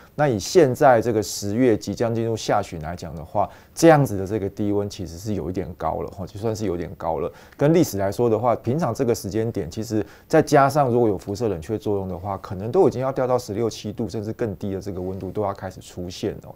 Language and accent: Chinese; Yilan, Yilan County, Taiwan; 小时候在宜兰